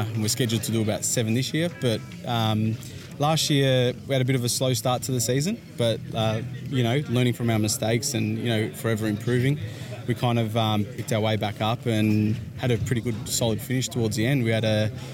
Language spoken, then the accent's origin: English; Victoria, Australia; us Victorians